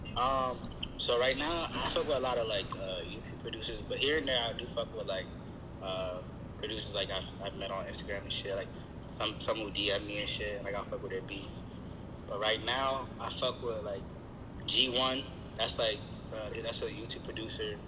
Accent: Silver Spring, Maryland, United States; I'm from Silver Spring, Maryland

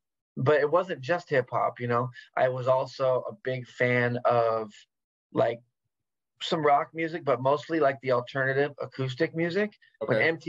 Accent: West Coast, United States; Yeah, I've always been here. I've traveled, but I've always lived here.

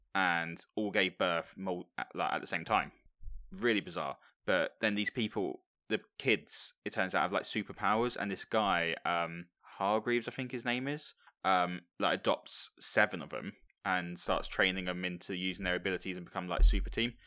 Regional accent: Hemel Hempstead, East of England, United Kingdom; It's actually filmed in my hometown

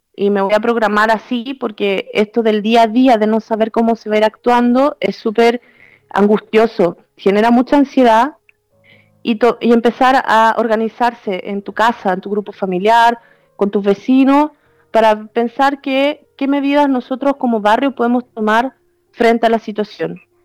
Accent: Chile; now in Italy; nosotros como chilenos que vivimos en Italia

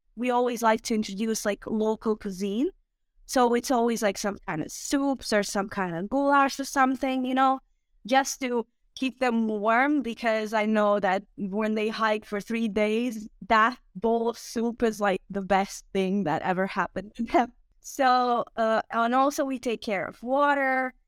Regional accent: Osijek, Osijek-Baranja County, Croatia; English is a second language; also born or lived in Zagreb; originally I'm from Osijek, which is in Croatia

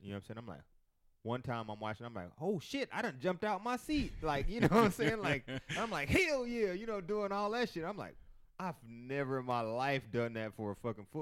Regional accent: Kansas City, Missouri, United States; I'm from Kansas City

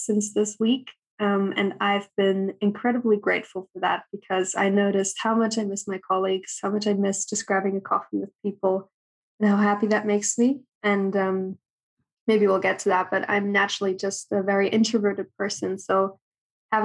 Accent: Berlin, Germany; moved away as an adult; also born or lived in southern Germany / Edinburgh, United Kingdom; now in London, United Kingdom; I'm originally from Berlin in Germany. So that's where I grew up. Actually was born in a smaller town in the south of Germany. But then when I was 8 years old, I moved to Berlin

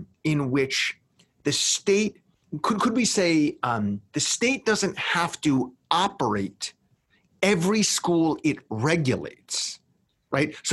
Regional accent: New York, United States; my home state of New York

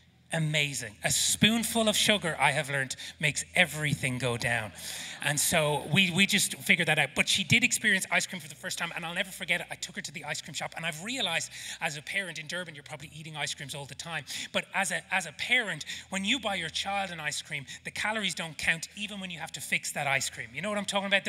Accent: Ireland; accent: Irish; now in South Africa; my Irish accent

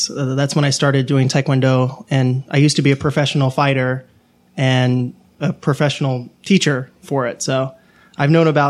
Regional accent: Atlanta, Georgia, United States; Nope, from Atlanta, Georgia.

